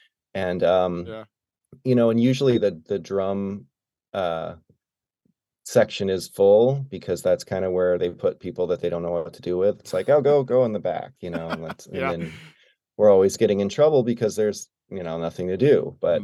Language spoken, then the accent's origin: English; Arkport, New York, United States; I grew up in upstate New York, so about an hour south of Rochester, in a tiny town called Arkport.